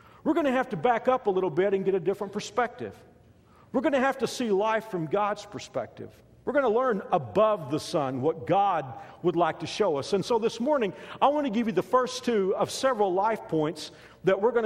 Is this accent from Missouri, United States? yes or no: no; Texas, United States; moved away as an adult; now in Kansas, United States; I grew up in Texas